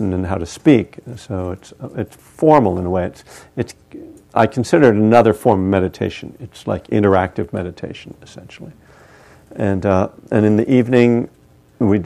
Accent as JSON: {"language": "English", "region": "East Coast", "country": "United States", "tie": "born or raised there", "moved": "yes", "said": "I'm from the East Coast"}